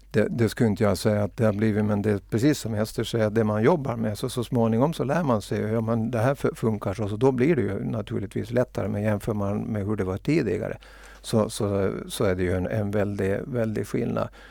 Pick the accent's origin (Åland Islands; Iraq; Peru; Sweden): Åland Islands; jag är nog ålänning